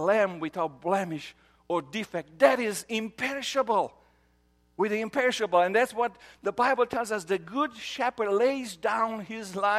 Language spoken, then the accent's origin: English; Romania; moved away; I grew up in Romania